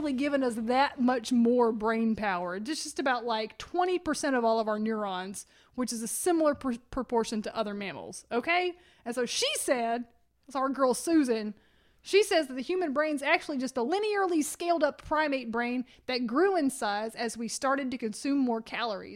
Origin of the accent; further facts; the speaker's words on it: United States; I am an American